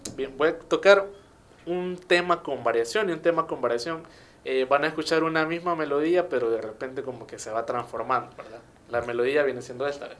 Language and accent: Spanish; El Salvador; de Tuxtepeque, yo soy de Tuxtepeque